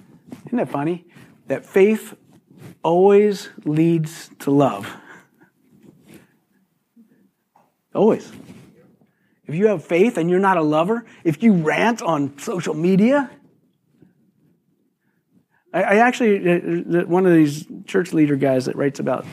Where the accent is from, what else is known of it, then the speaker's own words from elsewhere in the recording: Philadelphia, Pennsylvania, United States; moved away; I was born and raised in Philly